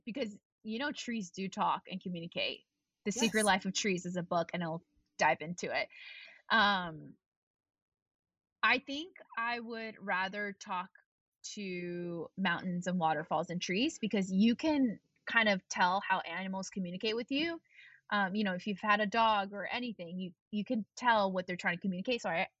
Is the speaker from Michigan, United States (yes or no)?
no; Tennessee, United States; also born or lived in Texas / Virginia; And we grew up in Tennessee, Texas, and Virginia with a lot of, you know, I think in Texas, there's like a lot of Christians and things like that.